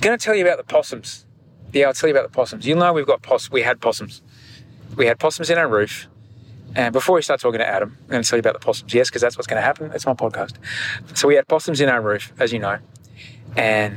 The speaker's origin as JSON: {"language": "English", "town": "Sydney", "region": "New South Wales", "country": "Australia", "said": "I'm from Sydney, Australia"}